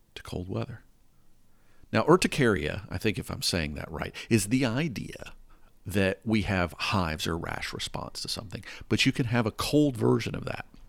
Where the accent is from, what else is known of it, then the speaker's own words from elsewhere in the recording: the South, United States; moved away; I grew up in the South